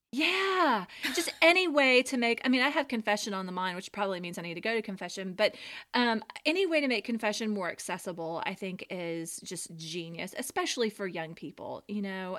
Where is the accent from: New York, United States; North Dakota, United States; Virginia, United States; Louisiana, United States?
Louisiana, United States; We're from Louisiana.